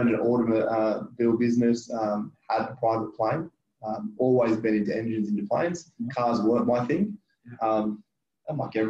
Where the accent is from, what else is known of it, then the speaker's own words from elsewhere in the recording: New South Wales, Australia; I have. Lived here my entire life. Like everyone in the Shire. All the jokes are true.